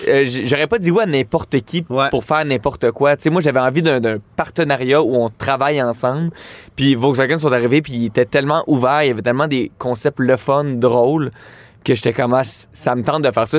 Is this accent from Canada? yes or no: yes; Laval, Quebec, Canada; je viens de Laval